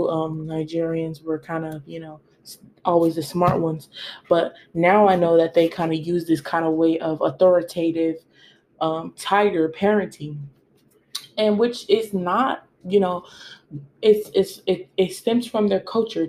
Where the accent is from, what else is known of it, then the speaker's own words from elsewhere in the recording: United States; I was born in American and I've been in America for a couple of generations